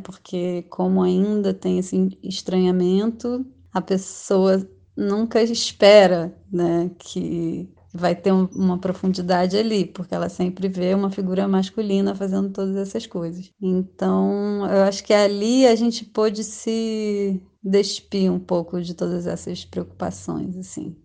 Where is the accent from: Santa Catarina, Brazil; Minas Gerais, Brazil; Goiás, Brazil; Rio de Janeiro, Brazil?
Rio de Janeiro, Brazil; moved away as an adult; now in São Paulo, Brazil; Atualmente moro em São Paulo, eu sou do Rio de Janeiro, mas estou aqui nos últimos dois anos